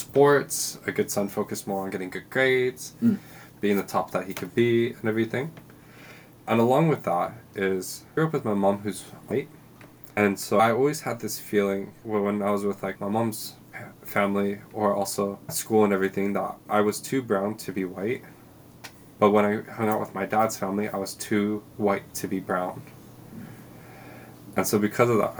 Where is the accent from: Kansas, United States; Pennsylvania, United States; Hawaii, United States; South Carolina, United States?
Hawaii, United States; moved away as an adult; also born or lived in East Coast, United States; now in New Zealand; I was born in Hawaii